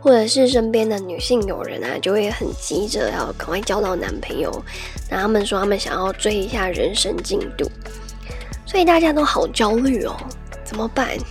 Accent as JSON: {"language": "Chinese", "country": "Taiwan", "said": "if you were born and raised in Taiwan"}